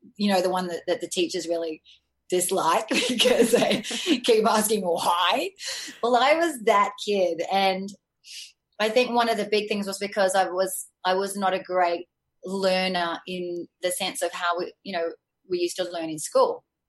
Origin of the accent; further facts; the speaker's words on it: Sydney, New South Wales, Australia; I had a really great upbringing in a middle class family in Australia. I'm from Sydney originally.